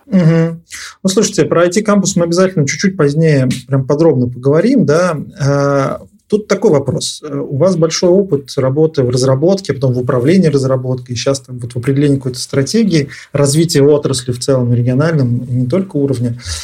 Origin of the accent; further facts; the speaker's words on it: Nizhny Novgorod, Nizhny Novgorod Oblast, Russia; moved away; я родился и вырос в Нижнем Новгороде